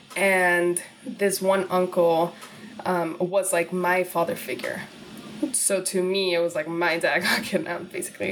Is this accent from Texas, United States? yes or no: yes; Laredo, Texas, United States; English is a second language; moved away as an adult; also born or lived in Guadalajara, Jalisco, Mexico; now in New York City, United States; I grew up in Laredo, Texas